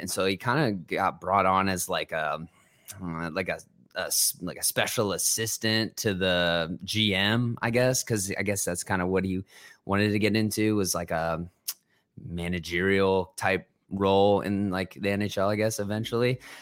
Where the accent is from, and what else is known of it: Ohio, United States; born or raised there; also born or lived in New Jersey